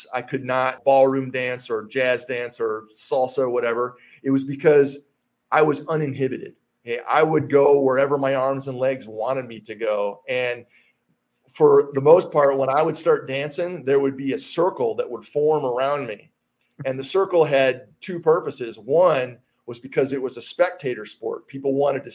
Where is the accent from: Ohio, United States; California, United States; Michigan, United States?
Michigan, United States; Hastings; moved away as an adult; also born or lived in Colorado; Hastings, my hometown where I grew up